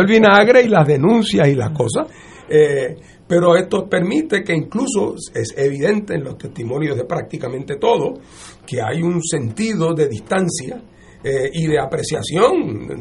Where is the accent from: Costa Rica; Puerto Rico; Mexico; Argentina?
Puerto Rico; moved away as an adult; also born or lived in Boston; Yo me fui de Puerto Rico en el año 1970, que me voy a estudiar leyes para Boston